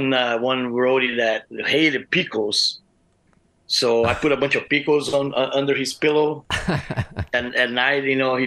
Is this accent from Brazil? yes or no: yes; Brazil; moved away as an adult; now in Arizona, United States; I'm from Brazil